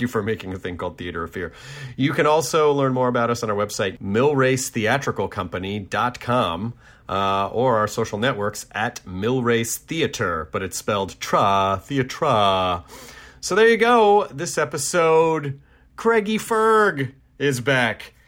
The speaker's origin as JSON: {"language": "English", "region": "Tennessee", "country": "United States", "tie": "born or raised there", "said": "My home state of Tennessee. Not my home city, but my home state"}